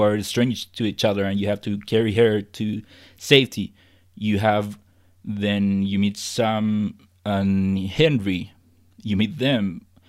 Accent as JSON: {"language": "English", "country": "Chile", "said": "I'm from Chile"}